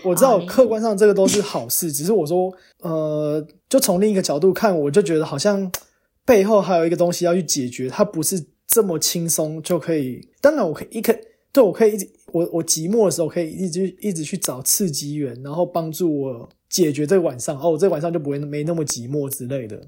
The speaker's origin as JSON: {"language": "Chinese", "country": "Taiwan", "tie": "born or raised there", "moved": "as an adult", "lives_now": "United States", "said": "我们这种研究生都是土生土长台湾人，来美国再读个硕士、博士这样的人"}